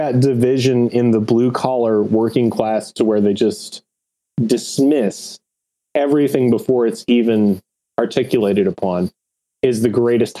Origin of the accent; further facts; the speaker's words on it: Appalachia, United States; I grew up in Appalachia